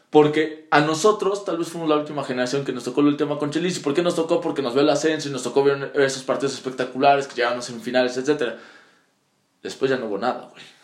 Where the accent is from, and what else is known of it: Puebla, Mexico